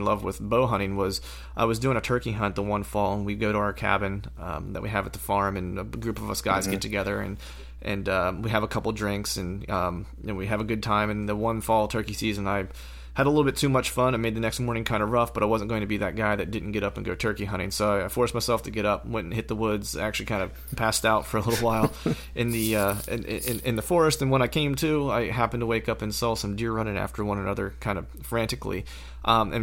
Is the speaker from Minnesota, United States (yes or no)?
no; rural Pennsylvania, United States; I'm from Pennsylvania. I was raised in rural Pennsylvania